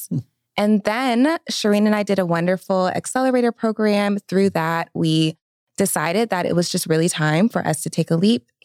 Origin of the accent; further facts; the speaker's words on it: Atlanta, Georgia, United States; I am born and raised in Atlanta or the metro Atlanta area for those that are very particular about that.